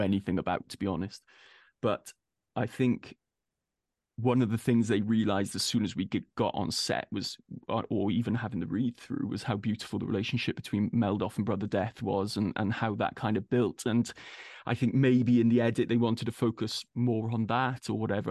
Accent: Wales, United Kingdom; being a Welshman

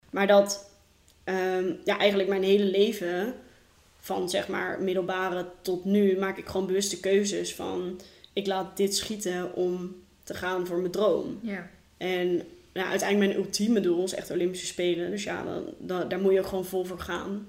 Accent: Rotterdam, South Holland, Netherlands; moved away as an adult; now in Gorinchem, Netherlands; ik kom eigenlijk uit Rotterdam

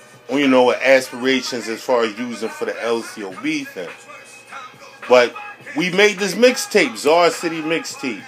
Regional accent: Philadelphia, Pennsylvania, United States; I'm from Morocco's, or what you call Francisville

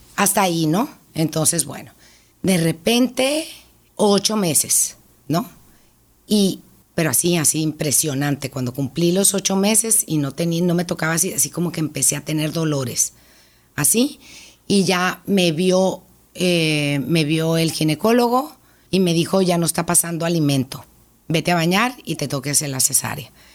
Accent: Hermosillo, Sonora, Mexico; Yo nací aquí en Hermosillo, tengo 54 años

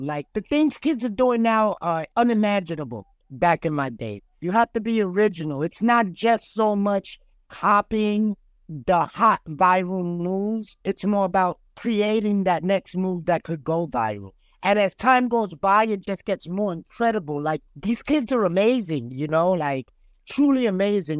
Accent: New York City, New York, United States; I'm a kid from the South Bronx.

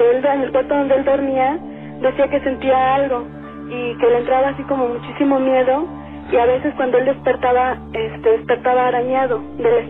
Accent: Puebla, Mexico; moved away as an adult; now in Mexico City, Mexico; yo acabo de llegar a vivir al DF, soy de Puebla

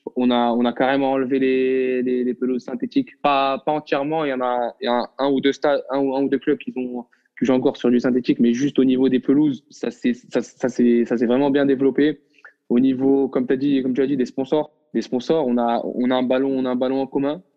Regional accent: Morocco; moved away as an adult; now in France; je suis un Marocain qui j'ai vécu pendant 18 ans au Maroc, je suis né au Maroc, j'ai grandi au Maroc

